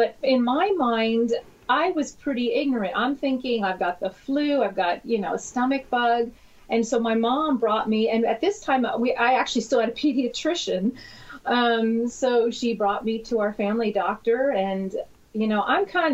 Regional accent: New York, United States; born or raised there; moved away as an adult; now in California, United States

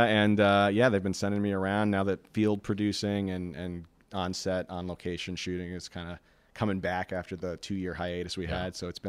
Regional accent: New York, United States; as a New Yorker, Say No to Driftwalking really hits a very prominent chord with us.

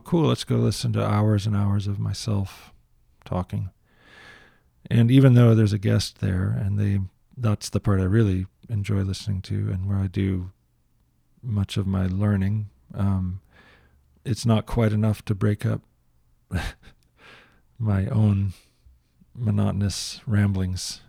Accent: United States; I'm an American

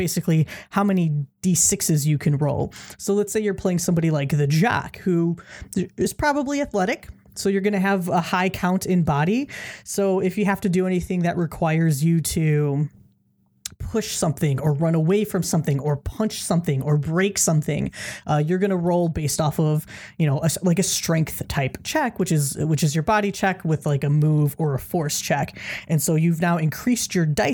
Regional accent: Chicago, Illinois, United States; I grew up in Chicago

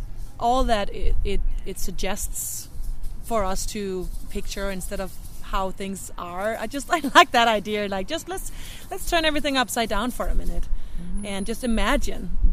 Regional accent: Denmark; English is a second language; moved away as an adult; now in Seattle, United States; I'm from Denmark, just putting it out there already, so you guys know that there's going to be a very thick accent here.

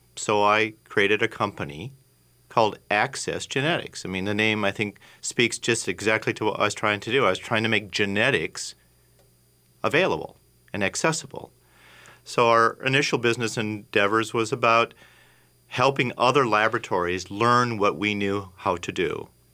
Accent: Minneapolis, Minnesota, United States; I'm a Minnesota boy. I grew up in the South Minneapolis area

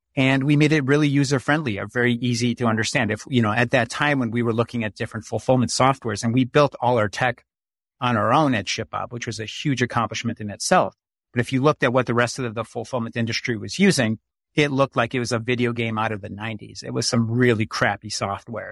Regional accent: Chicago, Illinois, United States; I grew up in Chicago, Illinois. I was born there and spent most of my life there.

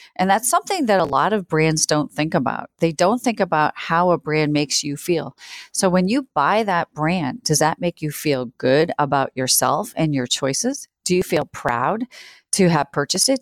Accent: Worcester, Massachusetts, United States; also born or lived in New Zealand; now in Chicago, United States; I grew up in Worcester, Massachusetts, uh, which is a city of about one hundred eighty thousand people outside of Boston.

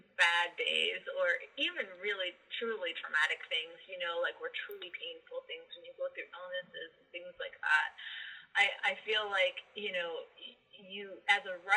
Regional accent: Columbus, Ohio, United States; moved away as an adult; I was just back to Columbus, Ohio. I just moved back to my hometown

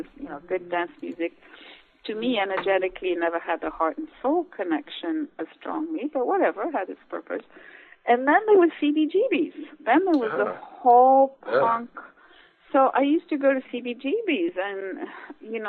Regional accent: Switzerland; moved away as an adult; also born or lived in Austria / New York; I was raised in Switzerland, born in Austria

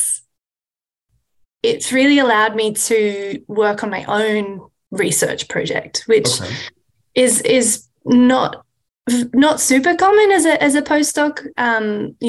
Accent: Australia; moved away as an adult; also born or lived in Sydney, Australia; now in United States; I'm originally from Australia

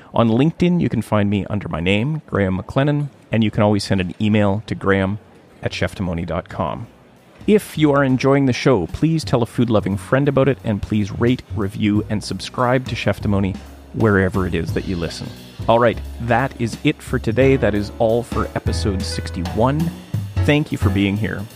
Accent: Thunder Bay, Ontario, Canada; moved away; my hometown of Thunder Bay

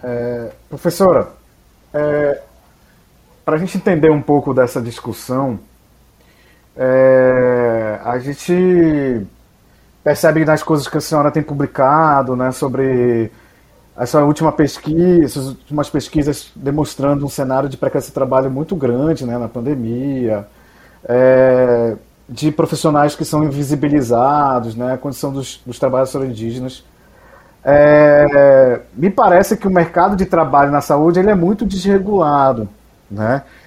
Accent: Belém, Pará, Brazil; also born or lived in Recôncavo, Bahia; now in Bahia, Brazil; Sou de Belém do Pará, Falo diretamente do recôncavo da Bahia

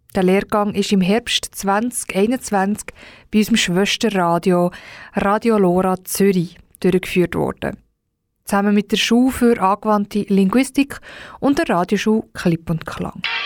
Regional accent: Brazil; German is a second language; now in Switzerland; ich bin 28, ich komme aus Brasilien

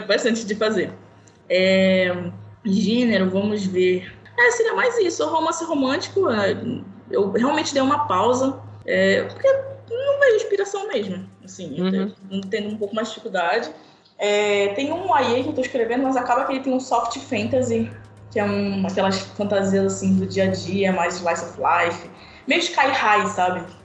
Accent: Pará, Brazil; eu moro na Amazônia, sou paraense

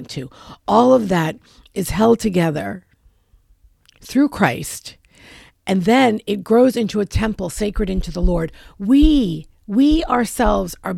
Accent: New York City, New York, United States; moved away; I'm originally from New York City. We parallel park in New York City. That's what we do. And I have not lived there in a very, very long time

